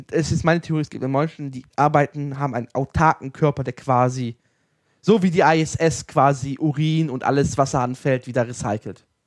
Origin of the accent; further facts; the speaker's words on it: Salzgitter, Lower Saxony, Germany; born there; Meine Hermann Göring Stadt, meine Geburtsstadt, meine Stadt Salzgitter ist keine Großstadt mehr.